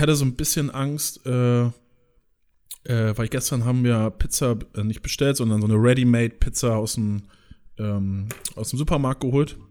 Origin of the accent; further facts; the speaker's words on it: countryside near Flensburg, Schleswig-Holstein, Germany; wo ich herkomme, so, die auch immer äh, auf dem Land da wohnen bei Flensburg